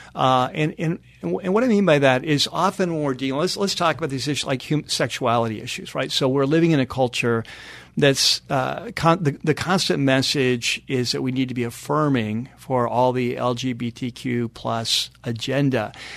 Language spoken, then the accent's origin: English; North San Diego County, California, United States; moved away as an adult; also born or lived in Chatsworth, California; now in Los Angeles, United States; my wife and I both grew up in North San Diego County.